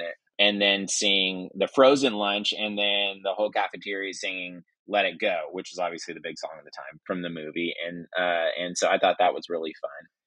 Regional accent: Northern California, United States; moved away as an adult; also born or lived in Washington State; now in Oklahoma City, United States; moved, uh, down to Northern California, which is where I grew up

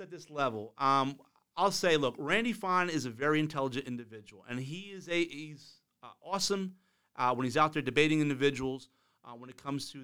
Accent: New Jersey, United States; moved away; as a kid growing up in New Jersey.

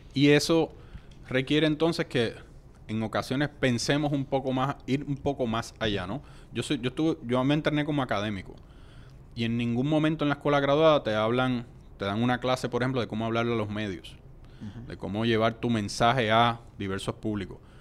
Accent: Puerto Rico; also born or lived in New Delhi, India / United States; somos una colonia de los Estados Unidos

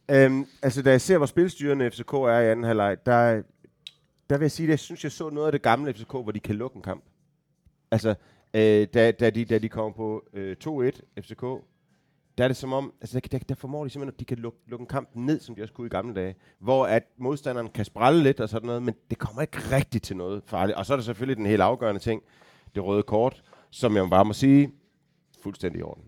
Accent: Aarhus, Central Denmark Region, Denmark; jeg er født og opvokset i Aarhus, 10 minutters gang fra øh, stadion

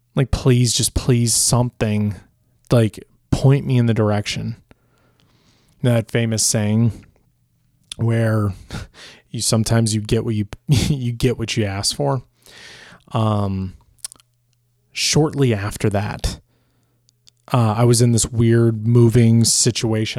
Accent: Chicago, Illinois, United States; moved away; also born or lived in Los Angeles, California; I'm originally from Chicago, so being from Portillo's or, or just eating Portillo's as a kid

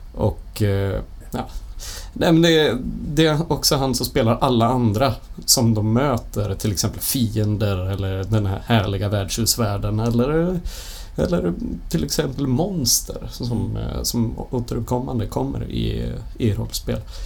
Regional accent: Bollnäs, Gävleborg County, Sweden; now in Gothenburg, Sweden; Jag kommer från Bollnäs ifrån första början och sen så flyttade jag ner till Göteborg

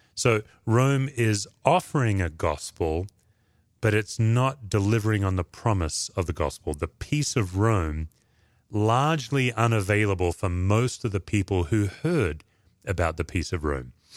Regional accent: Perth, Western Australia, Australia; moved away; I do think of Perth, Australia. That's home.

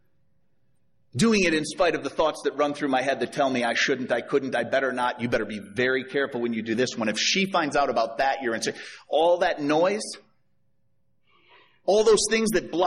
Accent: Chicago, Illinois, United States; I'm from Chicago

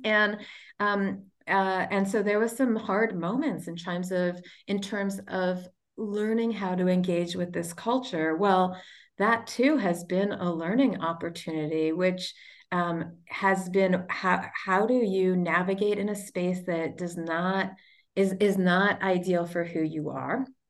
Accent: United States; we as the American people

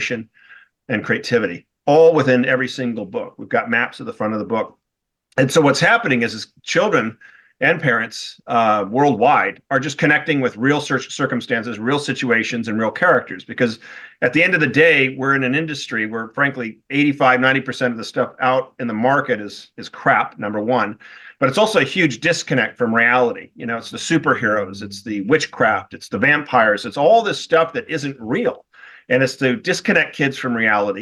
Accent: Newport Beach, California, United States; moved away; also born or lived in Wellesley, Massachusetts; I'm originally from Newport Beach, California. I was back east in Wellesley, Massachusetts for 16 years

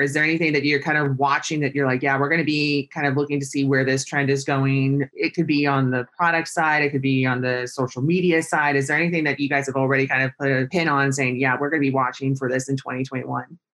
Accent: San Luis Obispo, California, United States; I grew up in California, San Luis Obispo

